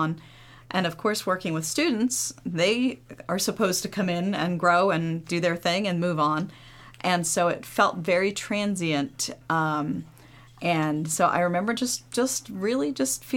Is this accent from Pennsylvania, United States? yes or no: yes; Philadelphia, Pennsylvania, United States; moved away as an adult; also born or lived in Vermont; now in Delaware, United States; I grew up in Philly